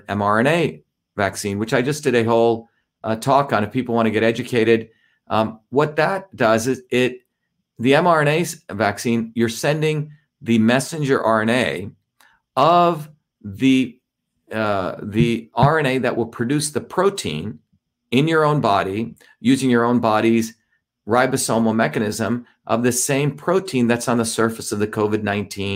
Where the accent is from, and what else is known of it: India; born or raised there; moved away